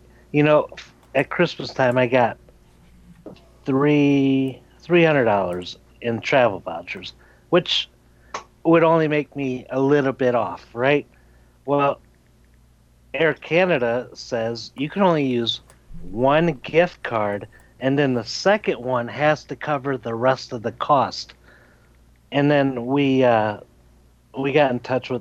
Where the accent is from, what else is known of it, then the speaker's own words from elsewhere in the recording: Chicago, Illinois, United States; I'm from Chicago.